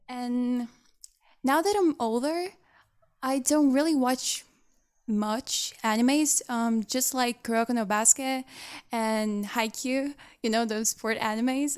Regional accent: Brazil; one of the members from Brazil

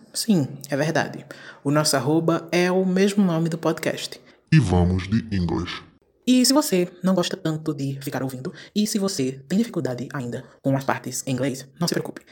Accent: Brazil; a nossa existência enquanto brasileiros

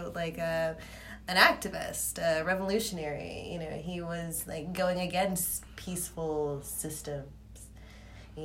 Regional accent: Fayetteville, North Carolina, United States; I am from Fayetteville

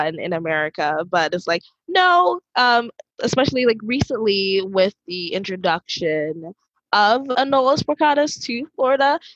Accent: Dominica; moved away as an adult; now in Texas, United States; I'm from the Commonwealth of Dominica

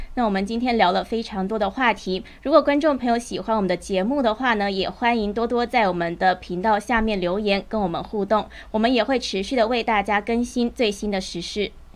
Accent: Taiwan; 身为台湾人呢，我也是摇头

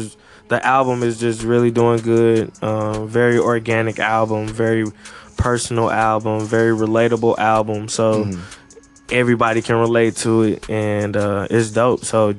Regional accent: Maryland, United States; now in St. Louis, United States; You know, I'm originally from Maryland, but of course St. Louis then became my home.

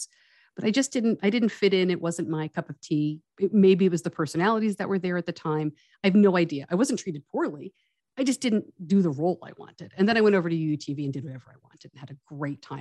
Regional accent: Westchester County, suburban New York City, United States; I grew up in suburban New York, outside of New York City

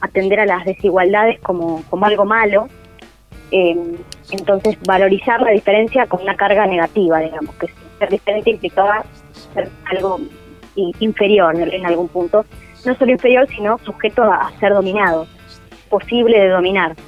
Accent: Argentina; nosotros como argentinos

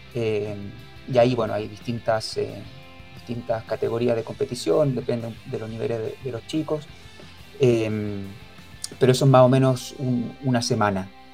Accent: Chile; moved away as an adult; now in Spain; aquí siendo chileno

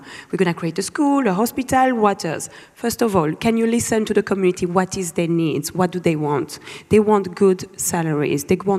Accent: Lubumbashi, Haut-Katanga, DR Congo; moved away; I was born in Lubumbashi, one of the richest provinces in the world in terms of mining.

